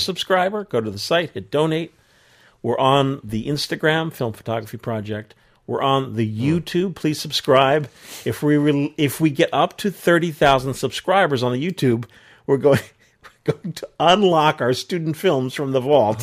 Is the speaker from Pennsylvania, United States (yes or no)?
no; New York area, United States; John and I grew up in the New York area